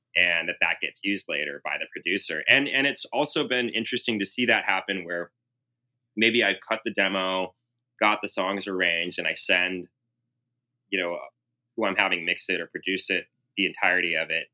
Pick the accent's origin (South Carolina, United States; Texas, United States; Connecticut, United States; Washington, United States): Washington, United States; Seattle; also born or lived in Southern California; when I was growing up in Seattle